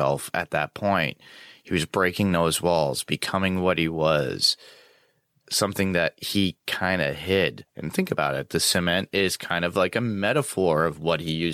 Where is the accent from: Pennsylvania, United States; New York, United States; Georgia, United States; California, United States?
New York, United States; being a New Yorker